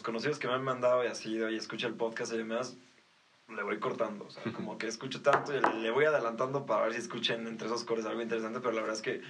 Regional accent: Mexico; como mexicanos

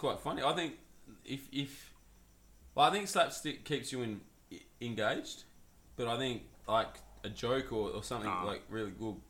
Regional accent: Australia; Because we're Australian.

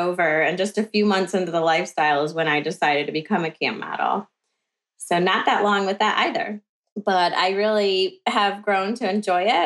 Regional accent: Midwest of the US, United States; accent: Midwestern; I live in the Midwest of the US, so I'm sure you can already tell by my accent

